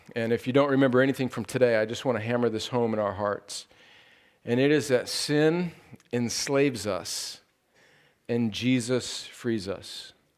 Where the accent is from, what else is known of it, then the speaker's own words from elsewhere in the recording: California, United States; moved away; it's my home state